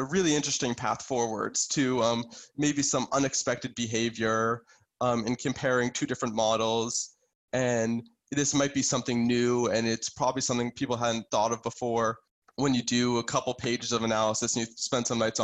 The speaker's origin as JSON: {"language": "English", "town": "Boston", "region": "Massachusetts", "country": "United States", "said": "I'm from Boston originally"}